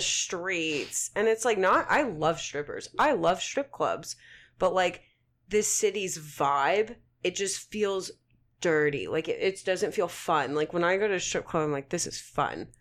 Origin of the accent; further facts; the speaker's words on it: Oklahoma, United States; moved away; also born or lived in Colorado; I was from Oklahoma